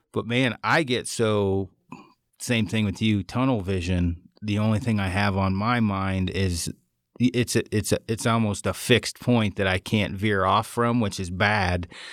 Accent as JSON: {"language": "English", "region": "Oregon", "country": "United States", "said": "I'm from Oregon."}